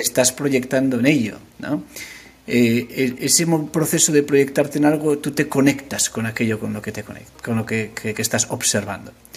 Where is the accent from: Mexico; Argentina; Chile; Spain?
Spain; Asturias; moved away as an adult; also born or lived in Madrid / San Francisco / Liverpool; now in London, United Kingdom; Yo soy asturiano los asturianos deciden dónde nacen. Entonces yo nací en Madrid.